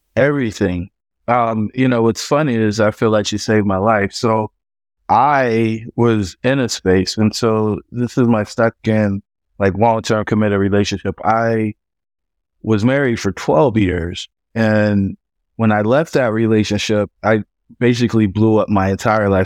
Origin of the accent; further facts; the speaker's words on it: Fayetteville, North Carolina, United States; I grew up in Fayetteville, North Carolina, the son of a soldier and a stay at home mom.